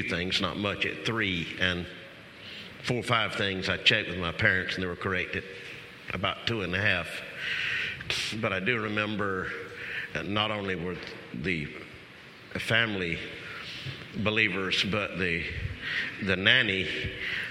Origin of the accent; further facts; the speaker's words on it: Lumberton, North Carolina, United States; also born or lived in Moore County, North Carolina; I was born in Lumberton, North Carolina. That's Eastern Carolina.